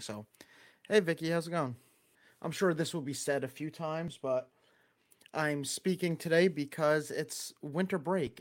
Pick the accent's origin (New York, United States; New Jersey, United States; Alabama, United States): New York, United States; Long Island; accent: Long Island; That's a whole lot of Long Island accent